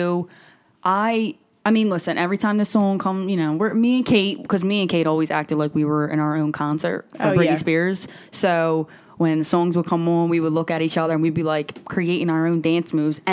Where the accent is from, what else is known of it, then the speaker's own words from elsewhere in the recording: Philadelphia, Pennsylvania, United States; I'm from Philly